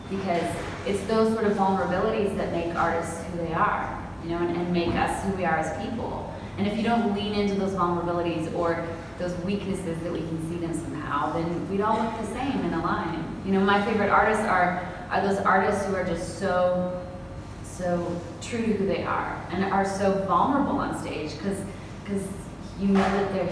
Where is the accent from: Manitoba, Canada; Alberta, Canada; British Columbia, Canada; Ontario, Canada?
Alberta, Canada; Calgary; moved away as an adult; now in Nashville, United States; Calgary, my hometown in Canada